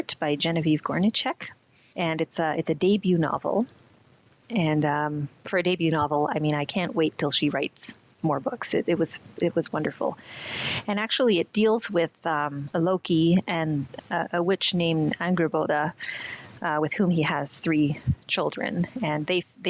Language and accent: English; Canada; I was born in Canada, so I like to think there's something about being Canadian